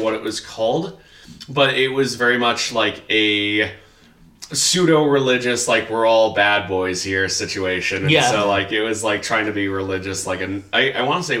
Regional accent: Riverside, California, United States; now in Idaho, United States; my hometown of Riverside, California

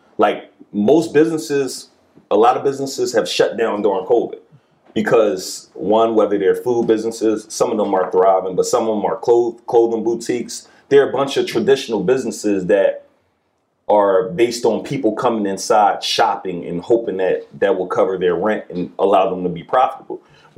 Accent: Philadelphia, Pennsylvania, United States; Like, I'm from West Philly, so we say we're looking for areas that are kind of close to the hood.

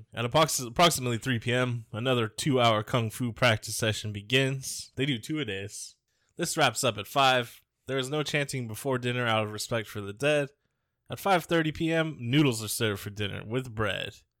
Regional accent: Bay Area, California, United States; we grew up in the Bay Area

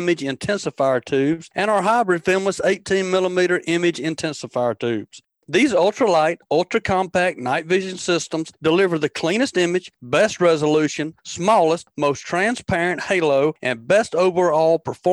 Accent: Tombigbee River and Black Warrior River, Alabama, United States; I grew up jug fishing on the Tombigbee River and the Black Warrior

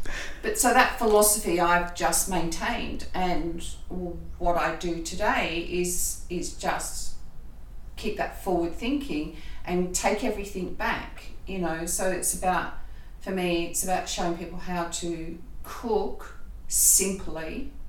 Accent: Australia; accent: Australian; But my impediment is my Australian accent.

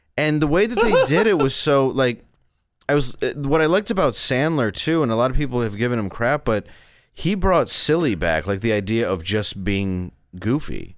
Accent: Grosse Pointe, Michigan, United States; also born or lived in Detroit, Michigan; I grew up in Grosse Pointe, which is like an upscale suburb

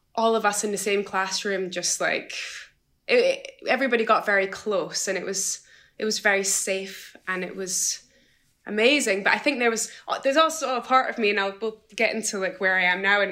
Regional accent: Edinburgh, Scotland, United Kingdom; also born or lived in Isle of Eigg; even though I grew up in Edinburgh, I did my high school in Edinburgh, and the majority of my schooling in Edinburgh

